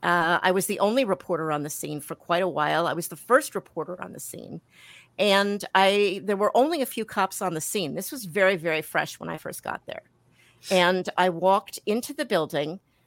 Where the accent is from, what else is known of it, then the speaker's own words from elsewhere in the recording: Milwaukee, Wisconsin, United States; also born or lived in New York; I was born in New York. Every once in a while, when I say New York or coffee, you can kind of, you know, hear it sneaking out there. I moved back to Milwaukee, which is where my mom and dad were from. We came back here when I was 10 years old